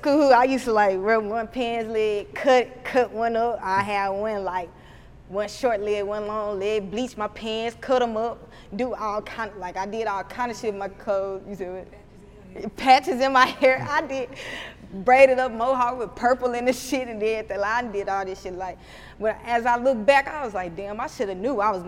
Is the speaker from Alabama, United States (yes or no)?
yes; Huntsville, Alabama, United States; accent: Alabama accent; country; I opened up my first storefront in my hometown, Huntsville, in January